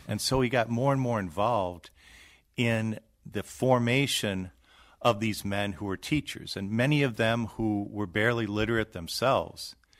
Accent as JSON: {"language": "English", "region": "Wisconsin", "country": "United States", "tie": "born or raised there", "said": "I grew up in Wisconsin"}